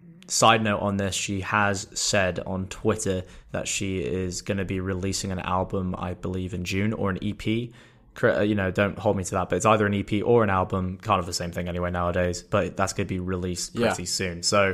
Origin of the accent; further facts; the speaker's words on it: England, United Kingdom; or I'll say, because I'm English, mum rather than mom.